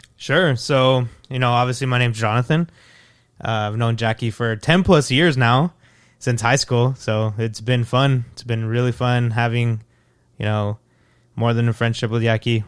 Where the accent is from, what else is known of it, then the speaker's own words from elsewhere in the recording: El Paso, Texas, United States; moved away as an adult; now in Fort Worth, United States; I'm from El Paso, Texas. I've been living in Fort Worth for two years.